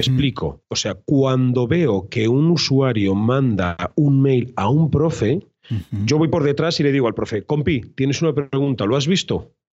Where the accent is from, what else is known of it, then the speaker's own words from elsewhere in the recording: Cuenca, Castilla-La Mancha, Spain; also born or lived in Madrid; now in Tenerife, Spain; yo soy de Cuenca y era maestro en Madrid y ahora soy fotógrafo y vivo en Tenerife